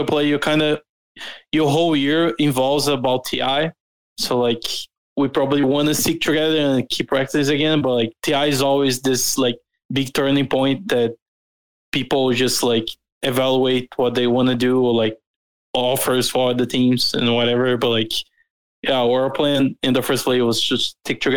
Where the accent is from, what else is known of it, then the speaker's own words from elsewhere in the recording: Brazil; I'm from Brazil